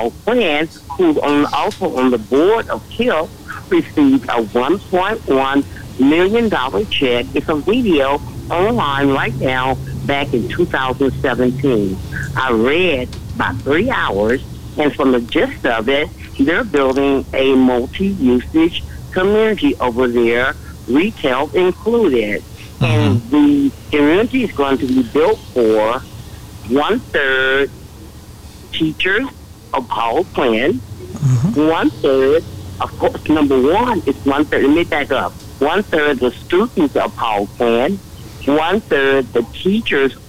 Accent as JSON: {"language": "English", "town": "Dallas", "region": "Texas", "country": "United States", "tie": "born or raised there", "said": "a person that was raised, born and raised in the Highland Hills community"}